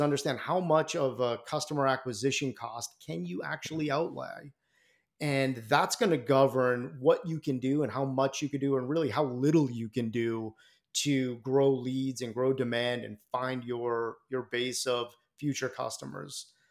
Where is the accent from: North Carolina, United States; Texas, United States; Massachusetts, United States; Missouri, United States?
Massachusetts, United States; Boston; Boston guy out here in, uh, in my hometown